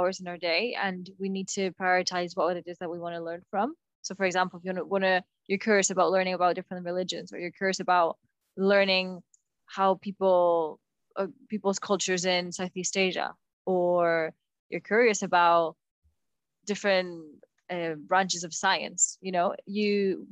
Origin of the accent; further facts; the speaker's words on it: Bilbao, Basque Country, Spain; I'm from Bilbao